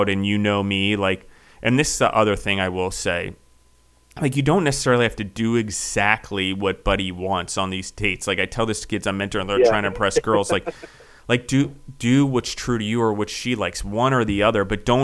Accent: East Coast, United States; now in Nashville, United States; I grew up on the East Coast

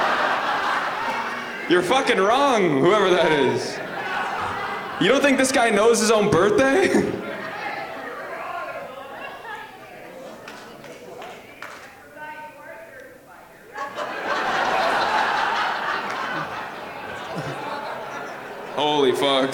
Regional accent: Penetanguishene, Ontario, Canada; now in Toronto, Canada; I live in Toronto. I'm from a small town, too. I'm from Penetanguishene, Ontario.

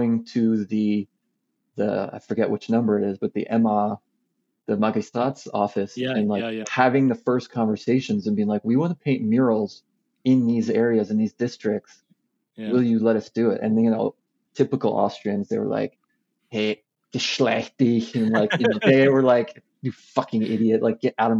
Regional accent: United States; moved away; as an American

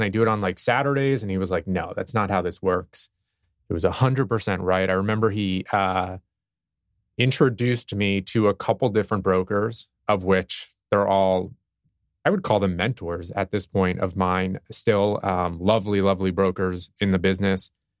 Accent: Water Mill, New York, United States; Growing up on the East End of Long Island in Watermill

